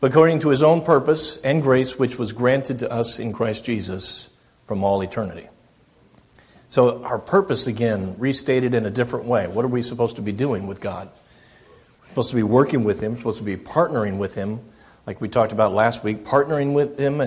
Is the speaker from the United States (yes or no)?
yes; United States; I'm American